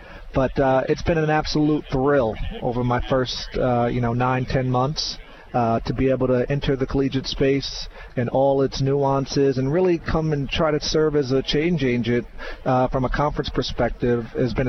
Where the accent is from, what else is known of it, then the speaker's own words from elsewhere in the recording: New York, United States; moved away; also born or lived in Syracuse; growing up in New York, it was really about the professional scene.